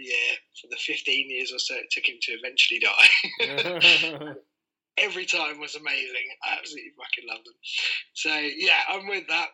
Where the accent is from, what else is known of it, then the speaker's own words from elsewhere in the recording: Harlow, East of England, United Kingdom; I was born in Essex, I was born in Harlow